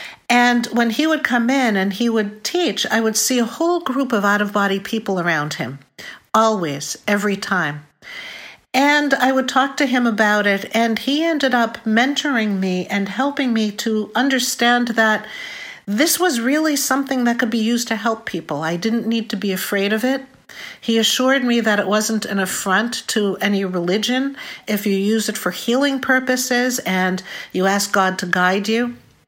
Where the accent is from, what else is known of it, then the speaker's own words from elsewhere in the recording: Boston, Massachusetts, United States; I'm from Boston.